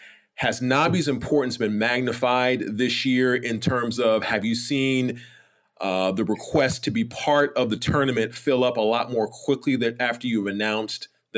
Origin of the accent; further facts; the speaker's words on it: Los Angeles, California, United States; I grew up in South Central Los Angeles, about 25 miles from the Pacific Ocean.